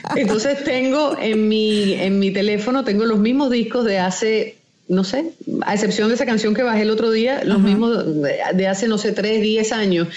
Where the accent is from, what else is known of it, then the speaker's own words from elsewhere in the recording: Maracay, Aragua, Venezuela; moved away as an adult; also born or lived in Cuba; now in United States; crecí en Venezuela, Maracay eh, es mi ciudad